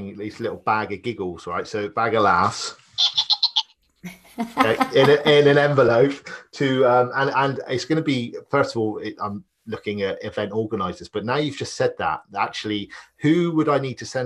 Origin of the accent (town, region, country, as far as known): Ireland; accent: Irish; now in Bristol, United Kingdom